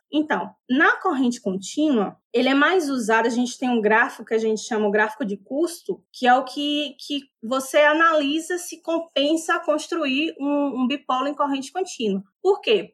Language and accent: Portuguese; interior of Bahia, Brazil; moved away as an adult; also born or lived in Piauí / Rio Grande do Sul; eu sou baiana, né, do interior da Bahia